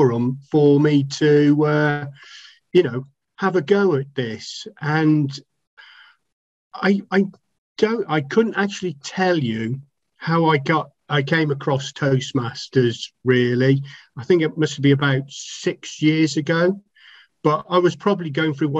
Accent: Telford, West Midlands, United Kingdom; I'm from Telford in Shropshire, England

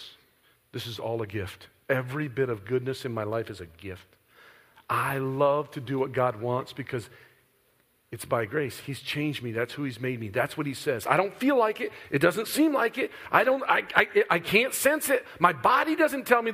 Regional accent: Midwest, United States; I'm from the Midwest

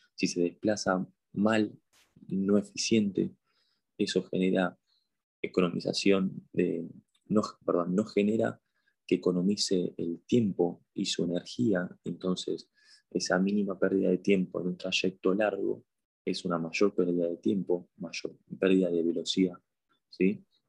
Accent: Buenos Aires, Argentina; soy de Argentina, de Buenos Aires

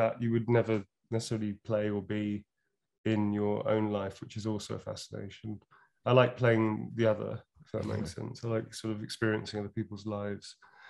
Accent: Birmingham, West Midlands, United Kingdom; accent: Brummie; I have a tiny smattering of Brummie. Still from Birmingham, still in my accent, sometimes a little twang and stuff.

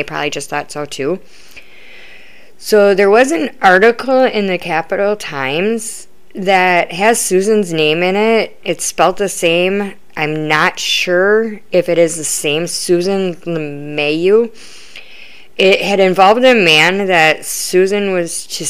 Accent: Wisconsin, United States; I'm from Wisconsin

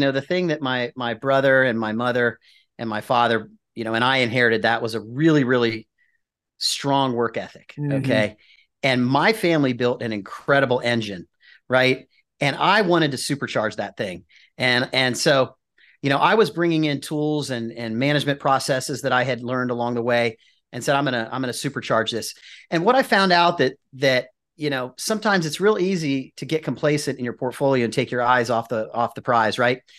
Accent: Columbus, Ohio, United States; also born or lived in Michigan; So I was born in Michigan for those Ohio State people, and then moved back to Columbus

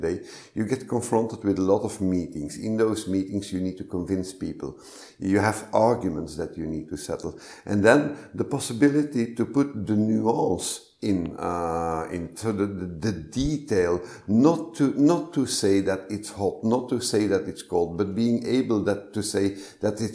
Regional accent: Flanders, Belgium; I'm a Belgian. I'm from Flanders, the north part of Belgium, where shyness is often seen as a virtue

